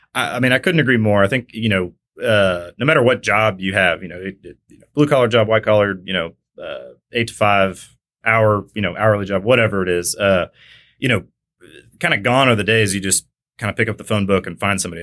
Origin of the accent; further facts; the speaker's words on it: McKinney, Texas, United States; also born or lived in Kansas; originally from Kansas, grew up in North Dallas, which wasn't really North Dallas back then, it was McKinney. Uh, Texas